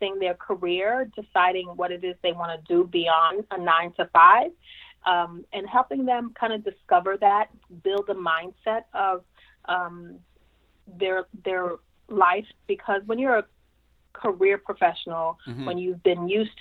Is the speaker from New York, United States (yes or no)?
yes; New York City, New York, United States; I was born and raised in Brooklyn, New York